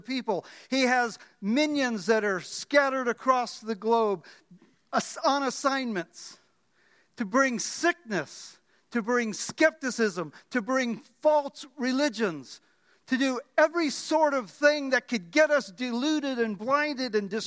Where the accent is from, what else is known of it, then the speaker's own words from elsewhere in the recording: Miami, Florida, United States; also born or lived in The Bronx, New York; I was born in the Bronx, grew up in Miami